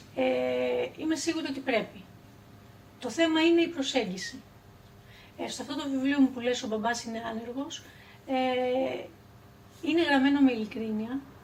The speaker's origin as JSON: {"language": "Greek", "town": "Karpenisi", "region": "Central Greece", "country": "Greece", "tie": "born or raised there", "said": "εγώ γεννήθηκα το 1974. Ε, και μεγάλωσα στο Καρπενήσι, που είναι μια μικρή πόλη"}